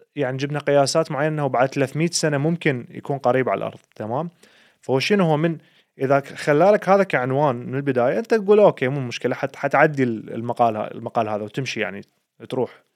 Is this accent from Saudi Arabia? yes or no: no; Iraq; now in Sweden; احنا عندنا بالعراق